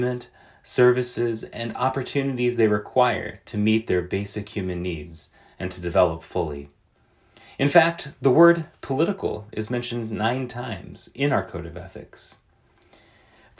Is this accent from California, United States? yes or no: no; Lee's Summit, Missouri, United States; my hometown of Lee's Summit